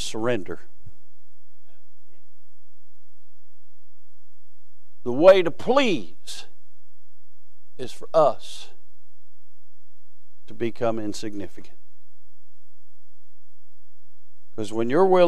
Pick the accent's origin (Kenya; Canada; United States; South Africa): United States